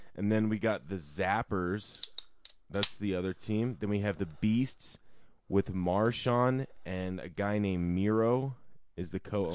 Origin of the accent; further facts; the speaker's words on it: Denver, Colorado, United States; I live in Denver. I'm from Denver